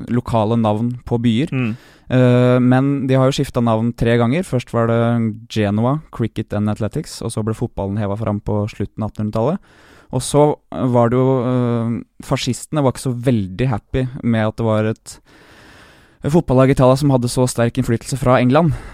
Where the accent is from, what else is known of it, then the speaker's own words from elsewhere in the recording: Bråstad, Norway; jeg kommer fra Bråstad gård.